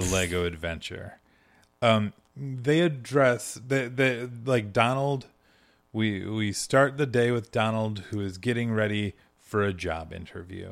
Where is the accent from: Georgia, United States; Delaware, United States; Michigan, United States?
Michigan, United States; moved away; I'm originally from Michigan